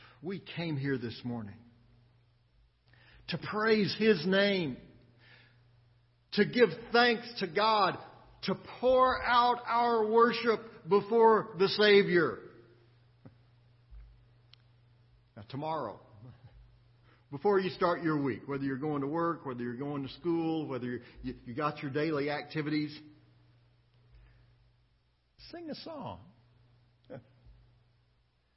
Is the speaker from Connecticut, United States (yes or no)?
no; Austin, Texas, United States; growing up in Austin